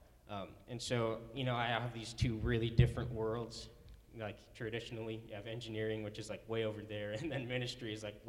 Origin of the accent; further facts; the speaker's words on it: Omaha, Nebraska, United States; also born or lived in Illinois; I was born in Illinois when I was zero, and then we moved to Omaha when I was about six because my dad's a pastor and he got a job in Omaha, and then I've been there ever since.